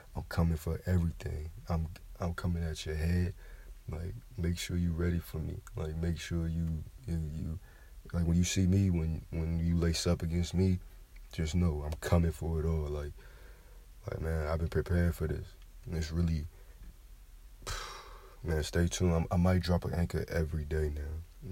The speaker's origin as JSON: {"language": "English", "region": "Kentucky", "country": "United States", "tie": "born or raised there", "moved": "yes", "lives_now": "Georgia, United States", "said": "Like I'm from the South originally. You know, I'm from Kentucky. I was born in Kentucky. Um, now I'm in Georgia."}